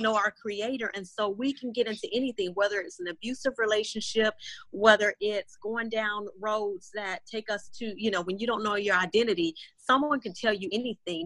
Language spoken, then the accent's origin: English; Florida, United States; moved away as an adult; now in Houston, United States; born and raised in Florida